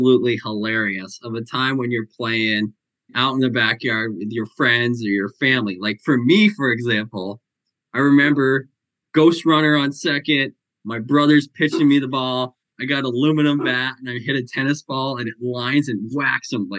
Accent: Vermont, United States; growing up in the East Coast in Vermont

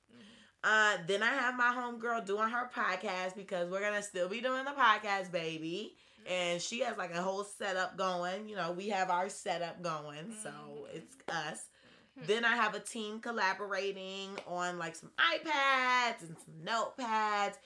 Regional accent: Atlanta, Georgia, United States

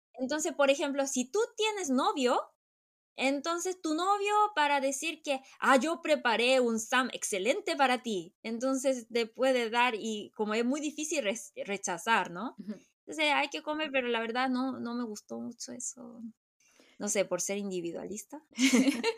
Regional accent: Chile; moved away; also born or lived in South Korea; porque yo crecí en Chile

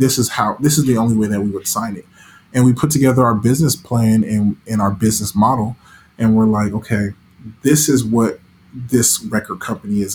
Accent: Las Vegas, Nevada, United States; growing up in Vegas

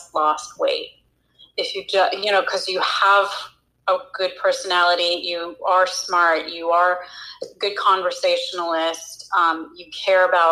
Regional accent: Chicago, Illinois, United States; I grew up in Chicago

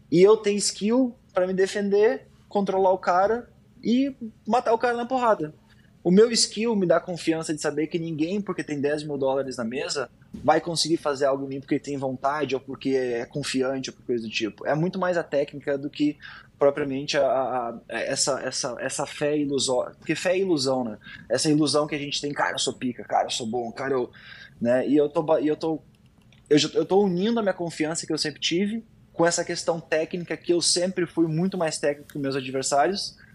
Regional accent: Porto Alegre, Rio Grande do Sul, Brazil; now in United States; Eu acho que ter, ter feito essa transição aqui para América eh, me agregou bastante, né? Eu saí de Porto Alegre, lá no Sul

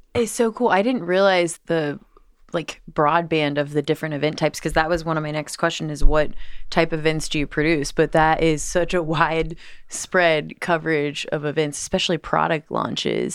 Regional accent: Cincinnati, Ohio, United States; moved away as an adult; also born or lived in Los Angeles; I'm from Cincinnati

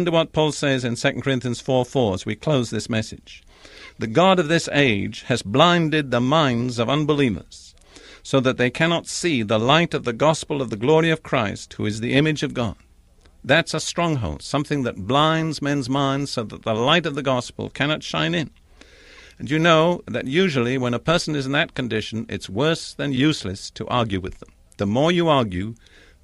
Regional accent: England, United Kingdom; I'm English by background.

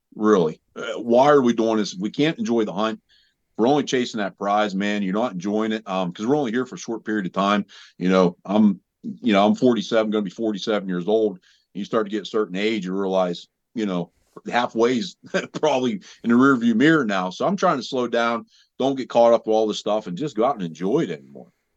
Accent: Southwest Pennsylvania, United States; I'm from Southwest Pennsylvania

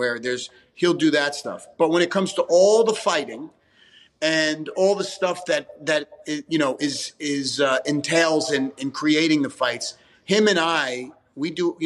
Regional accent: New York, United States; Growing up in Italian New York family

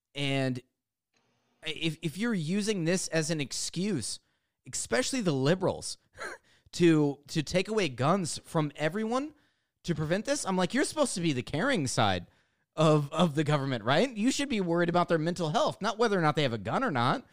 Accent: United States; as an American

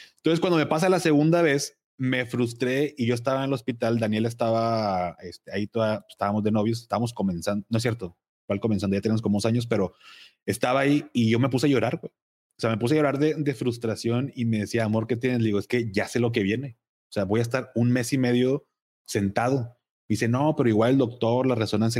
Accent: Monterrey, Nuevo León, Mexico; also born or lived in Navojoa, Sonora; yo nací aquí en Monterrey, pero muy chiquito nos fuimos a Navojoa por el trabajo de mi papá

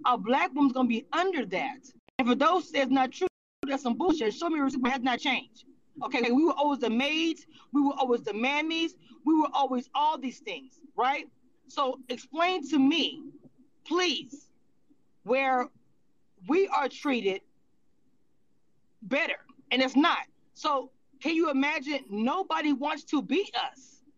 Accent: California, United States; born there; Because I was born originally from California. So when I came back from traveling, they called myself and my sister, they called us white girls.

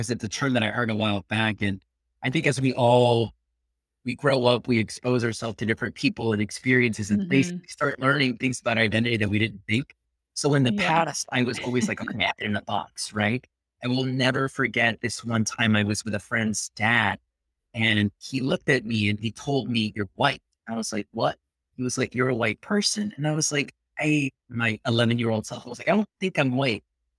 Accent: Peru; accent: Peruvian; You know, they make fun of my accent a little bit because the Peruvian accent would leave.

